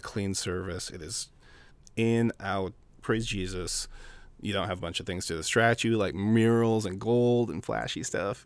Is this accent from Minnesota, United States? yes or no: yes; Minneapolis, Minnesota, United States; also born or lived in South Dakota / Phoenix; I was born in South Dakota, raised in Minneapolis, uh, lived in the Twin Cities for thirty years